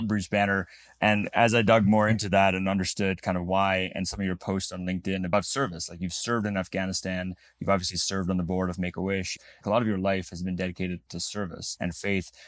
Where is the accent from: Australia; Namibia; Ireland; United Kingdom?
Namibia; moved away; I was actually born in Africa. I was born in Namibia.